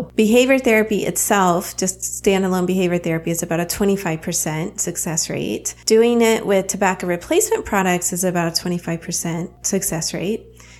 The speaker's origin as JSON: {"language": "English", "region": "the South", "country": "United States", "accent": "southern", "said": "You can also hear my southern accent come out."}